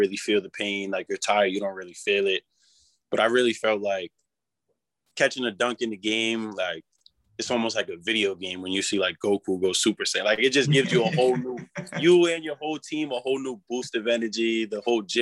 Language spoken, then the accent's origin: English; Rhode Island, United States; growing up in Rhode Island, just as a kid